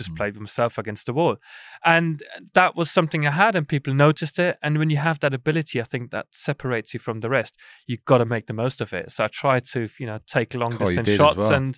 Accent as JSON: {"language": "English", "region": "Bavaria", "country": "Germany", "tie": "born or raised there", "said": "we went to Germany, close to where I grew up in Chiemsee."}